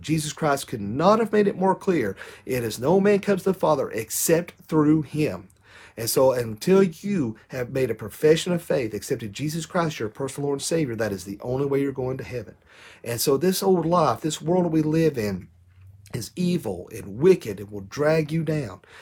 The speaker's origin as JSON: {"language": "English", "country": "United States", "said": "I bet U S"}